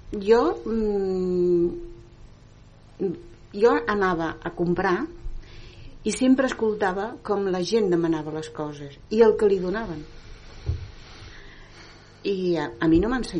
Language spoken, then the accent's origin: Catalan; Granada, Andalusia, Spain; Catalan is a second language; now in Terrassa, Spain; a la plaça del meu poble... A Granada, eh? Sí, és un poblet molt petit